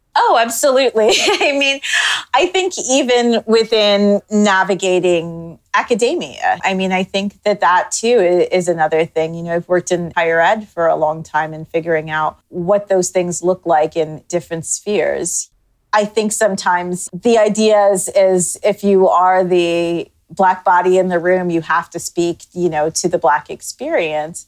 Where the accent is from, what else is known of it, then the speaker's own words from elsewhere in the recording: Toronto, Ontario, Canada; moved away as an adult; now in United States; growing up in Canada